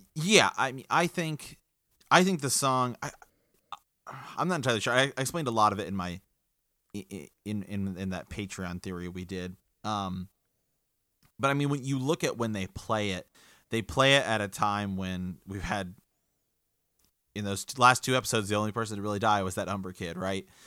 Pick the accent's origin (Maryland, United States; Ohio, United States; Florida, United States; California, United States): Ohio, United States; we're from the Kingdom of Ohio